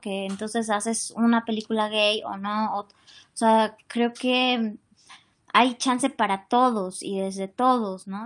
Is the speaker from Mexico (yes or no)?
yes; Mexico; como mexicanos pues sí, vivimos la migración